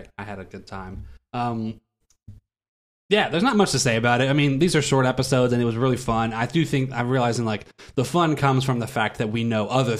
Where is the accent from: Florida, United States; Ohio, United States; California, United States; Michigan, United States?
Ohio, United States; now in Omaha, United States; I grew up in Ohio.